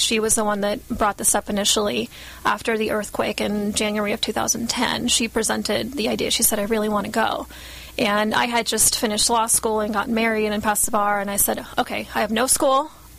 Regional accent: Guatemala; I grew up in Guatemala for a few years

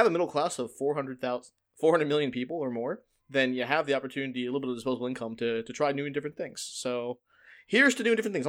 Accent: India; And I'm an Indian, and all Indians are my brothers and sisters, or at least what my dad taught me to believe.

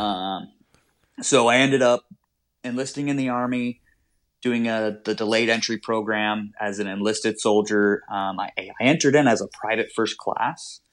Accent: Danville, California, United States; moved away as an adult; also born or lived in Utah / León, Mexico; I'm originally from Danville, California, which is just outside of Oakland, about 20, 30 minutes inland

